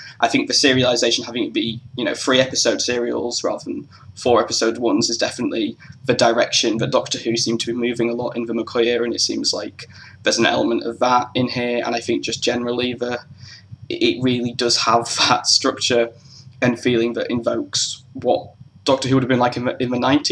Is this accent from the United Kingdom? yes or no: yes; England, United Kingdom; growing up in England